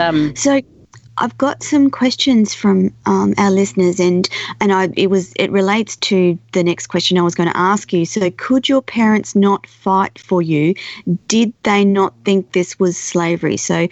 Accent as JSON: {"language": "English", "country": "Australia"}